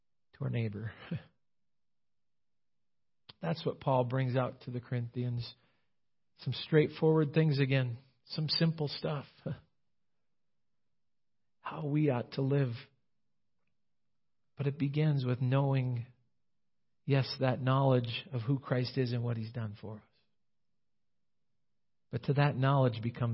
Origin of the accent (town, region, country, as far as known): United States